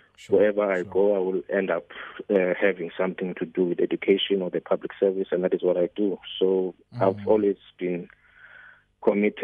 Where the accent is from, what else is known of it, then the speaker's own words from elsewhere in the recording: Zwelitsha, Eastern Cape, South Africa; I was born in Zwelitsha, near King Lemstone in the Eastern Cape, 30 years ago. That is where I was. That's where I grew up.